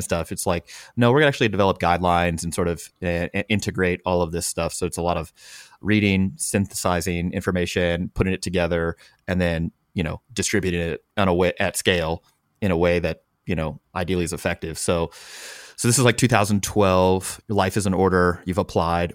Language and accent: English; St. Louis, Missouri, United States; that's my hometown.